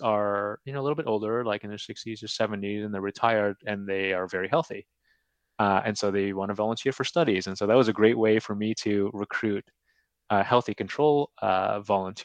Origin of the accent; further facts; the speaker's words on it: California, United States; moved away as an adult; now in Edmonton, Canada; I'm from California